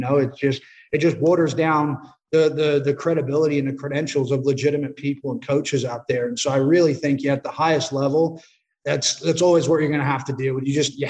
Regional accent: Australia; also born or lived in United States; having two lives almost, you know, growing up in Australia, growing up in America, I was always away from friends and family

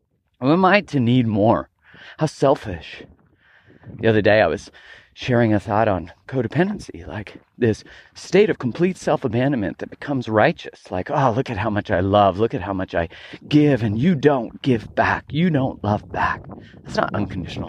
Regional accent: Calgary, Alberta, Canada; moved away; I grew up in Calgary, Alberta, Canada

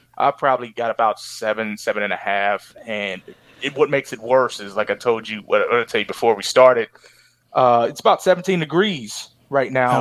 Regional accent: Cincinnati, Ohio, United States; I'm from Cincinnati

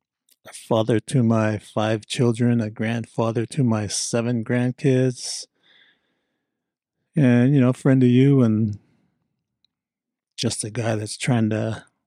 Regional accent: Hawaii, United States; So I grew up on the North Shore of Hawaii.

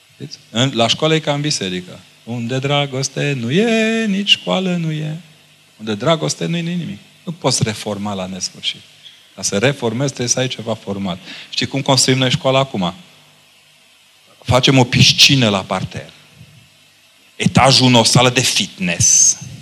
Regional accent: Romania

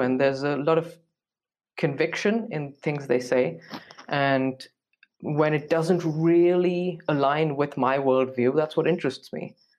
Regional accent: India; moved away as an adult; now in Munich, Germany; I'm from India, um, and I am in Munich right now

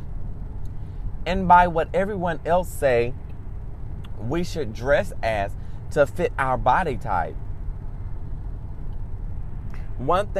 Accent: United States; I can only speak about American culture because I'm American

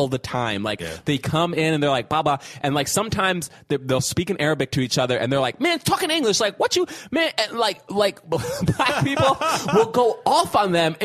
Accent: New York, United States; I grew up in New York partly

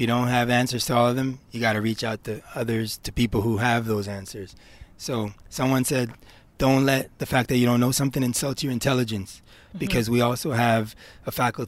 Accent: Ontario, Canada; I grew up in Ontario housing

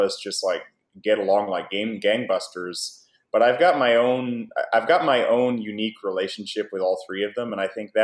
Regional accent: Oklahoma, United States; moved away as an adult; now in Japan; I grew up in Oklahoma and studied Japanese and worked very hard to get to Japan and live there

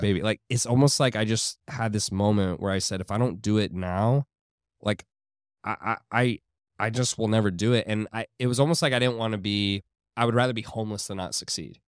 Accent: Houston, Texas, United States; moved away as an adult; now in Miami, United States; I grew up in Houston

